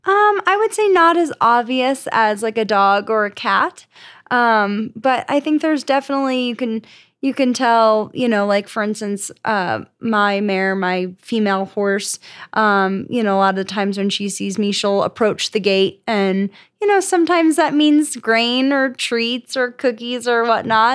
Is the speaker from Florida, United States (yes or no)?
yes; Florida, United States; moved away as an adult; also born or lived in New Jersey; now in Colorado, United States; I'm from Florida